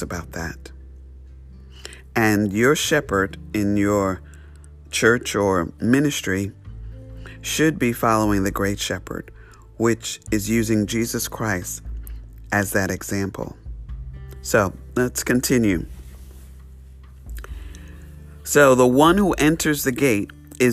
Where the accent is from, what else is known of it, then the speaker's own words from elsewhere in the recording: New York City, New York, United States; I grew up in New York City, straight city. There was no sheep